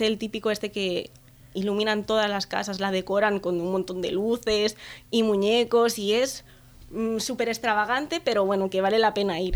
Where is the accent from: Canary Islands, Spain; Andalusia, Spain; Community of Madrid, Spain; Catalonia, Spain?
Catalonia, Spain; Vila-seca; soy de Vilaseca, que es un pueblo que está aquí cerca de Tarragona.